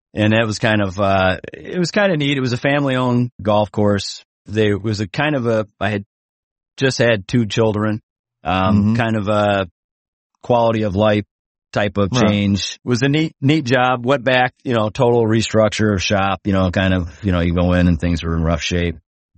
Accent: Chicago, Illinois, United States; I'm from the Midwest. So, you know, I lived in Chicagoland my whole life.

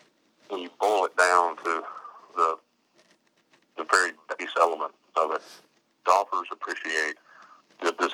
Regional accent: Indiana, United States; moved away; when I grew up in Indiana

